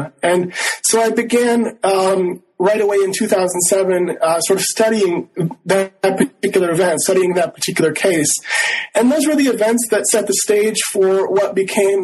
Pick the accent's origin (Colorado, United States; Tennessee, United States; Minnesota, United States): Minnesota, United States; Rochester; also born or lived in Northfield, Minnesota; I grew up in Rochester, Minnesota, in southeastern Minnesota